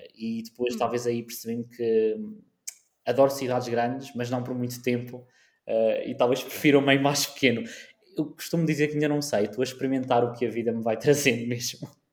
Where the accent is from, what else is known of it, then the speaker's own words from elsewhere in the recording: Madeira, Portugal; also born or lived in South Africa / Coimbra, Portugal / Lisbon, Portugal; Eu nasci na África do Sul, fun uhum. fact, nasci na África do Sul, vim para a Madeira com 6, 7, ou seja, tecnicamente sou madeirense e sou de coração também